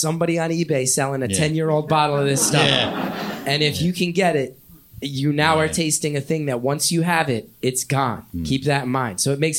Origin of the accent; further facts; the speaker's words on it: New York, United States; Growing up in the New York area, big New York Knicks fan.